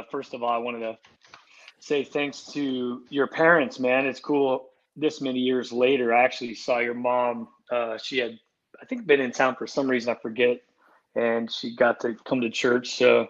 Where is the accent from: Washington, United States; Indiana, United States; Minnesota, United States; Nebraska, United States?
Nebraska, United States; Omaha; moved away as an adult; also born or lived in Iowa; growing up in Omaha, Nebraska.